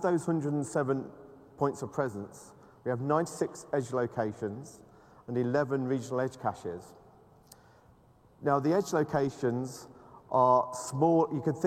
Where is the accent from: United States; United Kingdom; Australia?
United Kingdom; I'm British